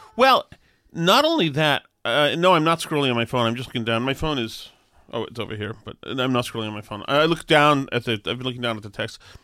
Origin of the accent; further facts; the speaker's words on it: Boston, Massachusetts, United States; when I was growing up in Alston